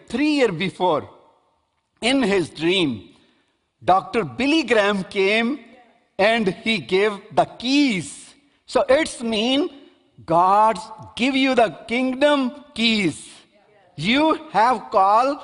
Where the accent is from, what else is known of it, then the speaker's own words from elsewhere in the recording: Pakistan; I am Pakistani guy